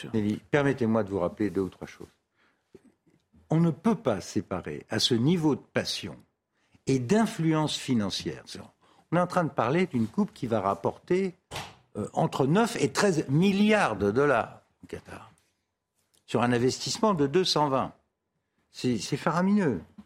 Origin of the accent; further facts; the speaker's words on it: France; je suis français, c'est mon avenue, c'est mon quartier.